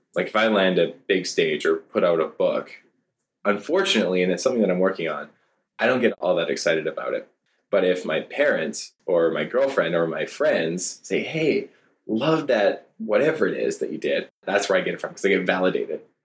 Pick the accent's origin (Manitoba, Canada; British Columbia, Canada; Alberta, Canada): British Columbia, Canada; Cranbrook; I grew up in Cranbrook, BC